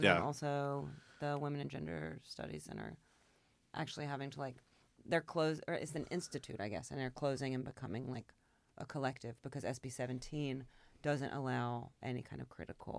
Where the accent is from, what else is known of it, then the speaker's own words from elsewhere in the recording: Georgia, United States; now in Austin, United States; I'm from Georgia.